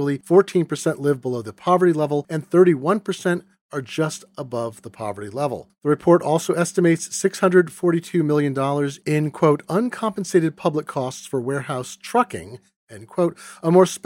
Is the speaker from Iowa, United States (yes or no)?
no; Seattle, Washington, United States; my hometown of Seattle